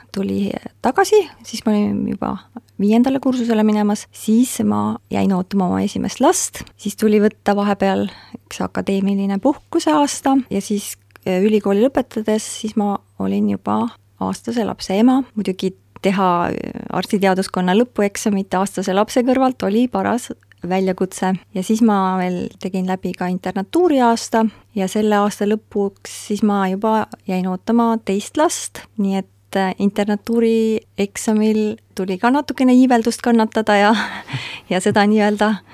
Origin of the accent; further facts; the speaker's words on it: Pärnu County, Estonia; also born or lived in Tartu; kolisime Pärnumaale Suiku, minu isa vanemate koju ja seal me siis elasime, kuni mina sain kaheksa-aastaseks, siis kolisime edasi Pärnusse